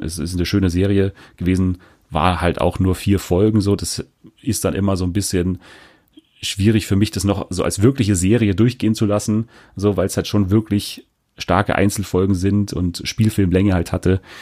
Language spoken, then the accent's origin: German; Germany; als Deutsche